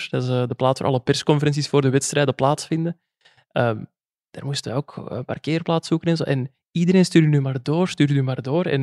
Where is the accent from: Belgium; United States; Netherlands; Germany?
Belgium; West Flanders; accent: coastal dialect; Ja, als West-Vlamingen onder elkaar, altijd plezant.